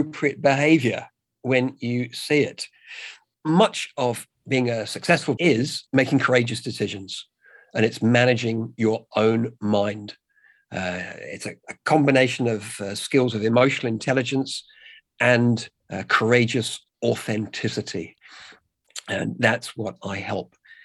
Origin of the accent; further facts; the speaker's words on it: England, United Kingdom; now in Australia; I'm English